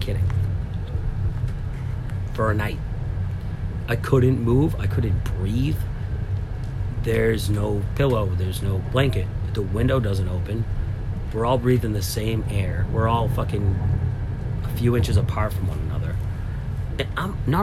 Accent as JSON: {"language": "English", "town": "Lynn", "region": "Massachusetts", "country": "United States", "said": "I am from Lynn"}